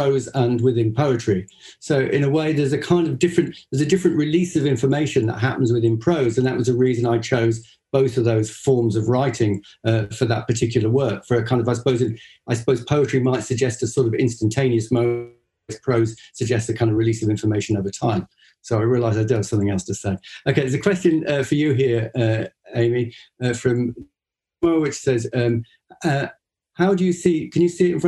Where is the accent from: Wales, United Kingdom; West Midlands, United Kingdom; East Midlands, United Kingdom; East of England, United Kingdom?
Wales, United Kingdom; Northwest; moved away as an adult; also born or lived in Connacht, Ireland; now in Ireland; I was brought up in Northwest Wales